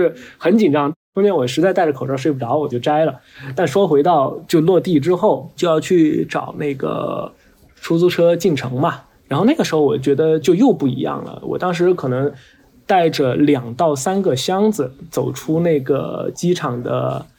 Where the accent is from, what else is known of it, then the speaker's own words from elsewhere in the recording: China; 他都是明显区别于我们中国人嘛